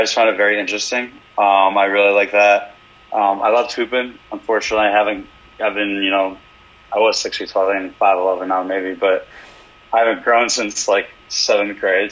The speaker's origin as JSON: {"language": "English", "town": "Cleveland", "region": "Ohio", "country": "United States", "tie": "born or raised there", "said": "growing up in Cleveland"}